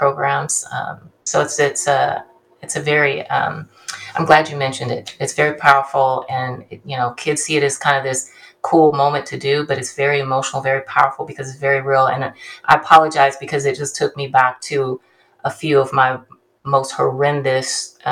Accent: Bakersfield, California, United States; also born or lived in Ontario, California / Ventura, California / Hayward, California; I'm from Bakersfield, which is Central California

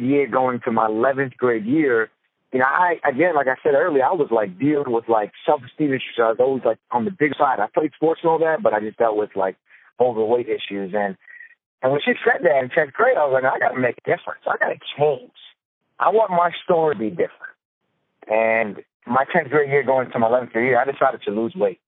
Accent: Long Island, New York, United States; I'm originally from Long Island, New York.

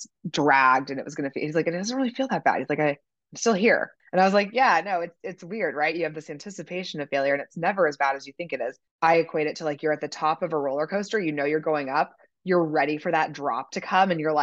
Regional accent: Kansas City, Missouri, United States; I'm from Kansas City, so those were my high school and college jobs

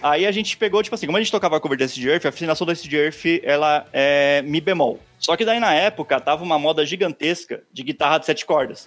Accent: Osasco, São Paulo, Brazil; eu sou de Osasco, né, aqui na Grande São Paulo.

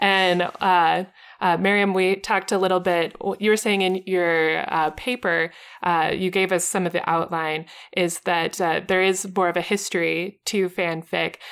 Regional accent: United States; as an American, who is not bilingual

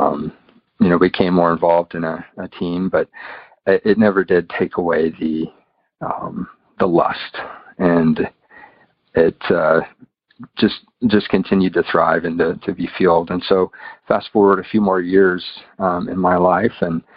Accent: United States; now in United Kingdom; I didn't mention I live in the UK, but I'm from the United States, if you can tell by my accent.

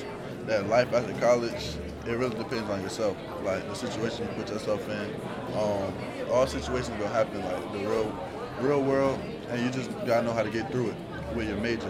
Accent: Portsmouth, Virginia, United States; freshman, sociology major. I'm from Portsmouth, Virginia.

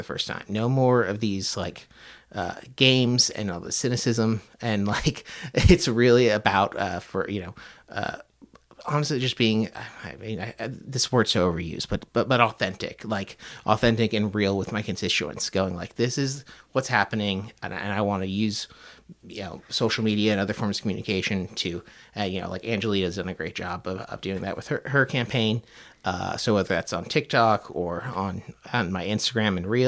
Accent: outside of Tampa, Florida, United States; moved away as an adult; also born or lived in California / Chicago; now in Portland, United States; I grew up in Florida, outside of Tampa. Was there for about 20 years

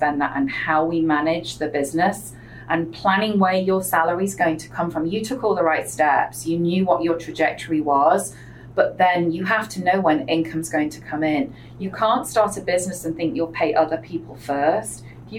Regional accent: England, United Kingdom; accent: English; And anybody who is from England can hear in my accent, they know exactly that I don't come from a wealthy background. I know Americans just hear an English accent, but I didn't grow up with that education.

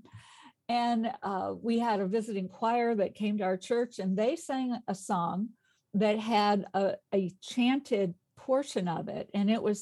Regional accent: Chicago, Illinois, United States; moved away as an adult; also born or lived in Arkansas; I grew up in Chicago and went to college at Eastern Illinois University

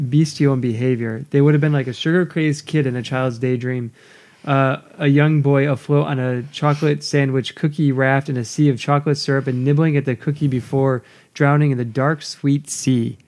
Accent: United States; I'm an American

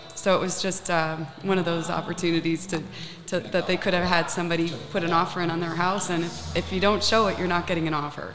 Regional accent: Naples, Florida, United States; I grew up in the Savoy. I grew up in a high rise on the beach, and it was a European building.

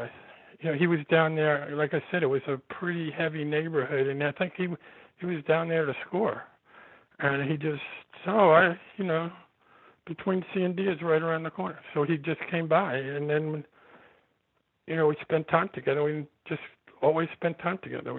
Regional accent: New York City, New York, United States; born or raised there; also born or lived in California

